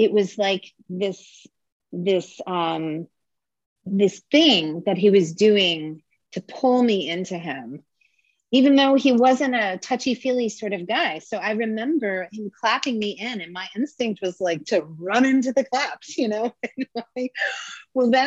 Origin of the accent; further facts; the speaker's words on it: New Jersey, United States; also born or lived in Southern Maine; now in Maine, United States; I'm from New Jersey, which it might be Mars to Northern Maine